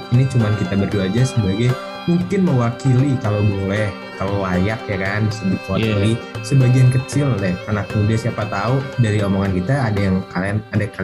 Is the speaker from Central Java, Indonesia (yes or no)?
no; Jakarta, Indonesia; Tadinya gua dari Jakarta, hingga pinggir Jakarta, sekarang gua harus pindah ke kota